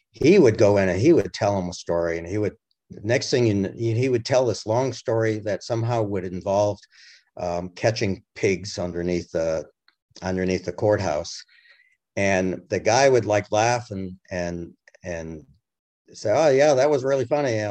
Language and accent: English; New England, United States; I'm from New England originally, so I am looking at Lincoln's t- time in uh, relationship with New England.